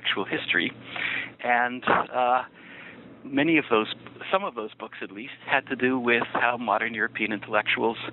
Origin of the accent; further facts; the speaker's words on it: Niagara Falls, Ontario, Canada; moved away as an adult; also born or lived in Jerusalem, Israel / New York, United States; now in Washington, D.C., United States; I was born in Niagara Falls, Ontario, and that's where I grew up for the first 18 years of my life